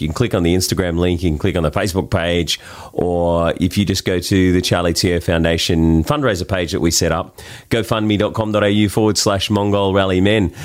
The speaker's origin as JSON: {"language": "English", "town": "Sydney", "region": "New South Wales", "country": "Australia", "accent": "Australian", "said": "We're from Bondi."}